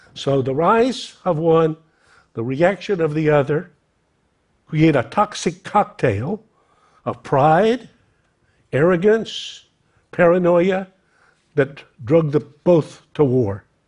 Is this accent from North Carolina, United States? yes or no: yes; North Carolina, United States; red necked Americans like me, I'm from North Carolina